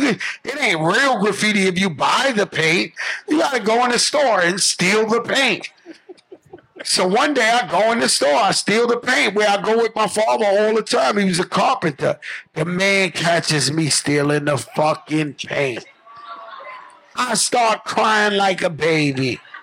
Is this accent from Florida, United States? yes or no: no; Bronx, New York, United States; Yeah, I'm from the Bronx where the shit invented.